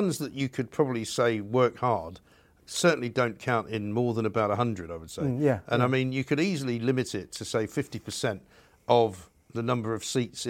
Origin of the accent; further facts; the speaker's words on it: United Kingdom; You know, we are British. We have a British passport.